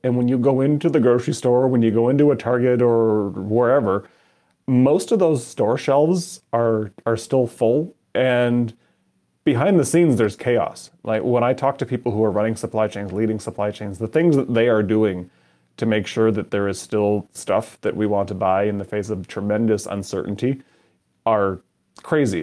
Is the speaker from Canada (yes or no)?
yes; Canada; moved away as an adult; now in Madison, United States; I grew up in Canada and um, immigrated to the United States a number of years ago.